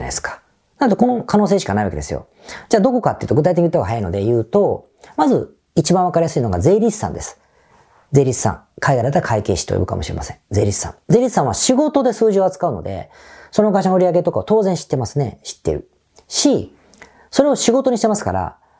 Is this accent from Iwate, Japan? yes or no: no; Osaka, Japan; accent: Osaka dialect; 仕事の時ってあんまり大阪弁が出ない